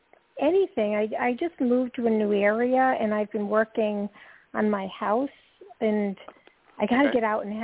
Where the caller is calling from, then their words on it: Georgia, United States; I'm calling from Georgia, and I was born 11/29/56, 12:20 a.m.